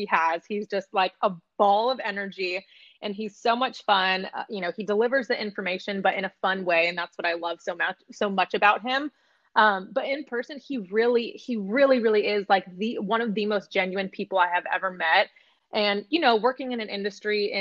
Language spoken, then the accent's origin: English; Sacramento, California, United States; also born or lived in San Jose, California; I was born in San Jose, but grew up in Sacramento